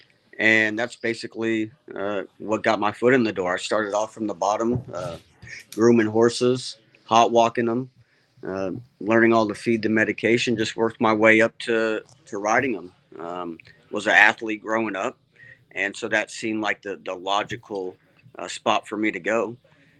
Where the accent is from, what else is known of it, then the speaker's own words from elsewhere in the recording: Southern California, United States; growing up in Southern California, my father having horses there for 35 years